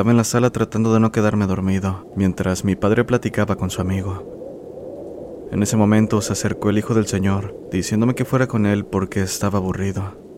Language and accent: Spanish; Monterrey, Nuevo León, Mexico; soy gran admirador de este canal. Soy de Monterrey, Nuevo León.